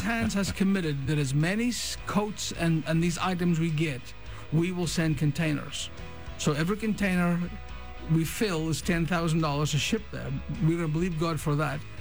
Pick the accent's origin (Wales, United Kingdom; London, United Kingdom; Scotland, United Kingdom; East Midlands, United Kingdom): Scotland, United Kingdom; I'm a Scotsman